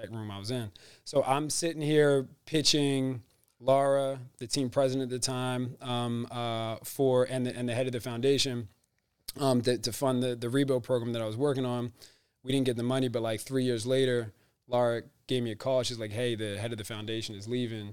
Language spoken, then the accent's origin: English; Philadelphia, Pennsylvania, United States; also born or lived in Rochester; I grew up in Germantown